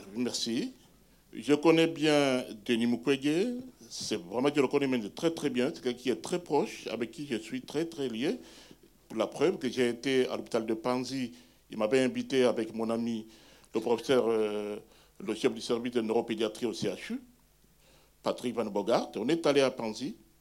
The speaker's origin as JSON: {"language": "French", "town": "Bukavu", "region": "South Kivu", "country": "DR Congo", "tie": "born or raised there", "moved": "yes", "said": "Je suis originaire moi-même de Bukavu. Je suis né à Bukavu, j'ai étudié à Bukavu"}